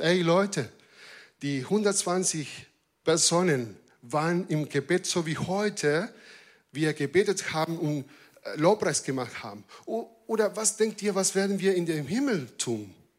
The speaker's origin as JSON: {"language": "German", "country": "Argentina", "second_language": "German", "moved": "yes", "lives_now": "Germany", "said": "als Argentinier"}